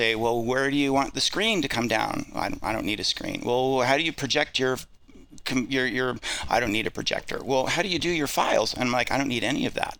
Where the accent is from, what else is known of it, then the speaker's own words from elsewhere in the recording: Idaho, United States; I'm from Idaho